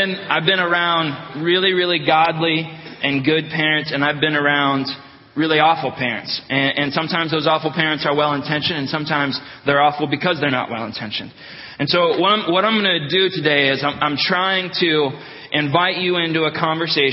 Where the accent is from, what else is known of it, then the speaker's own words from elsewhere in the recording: Northeast Ohio, United States; now in Wisconsin, United States; I'm from Northeast Ohio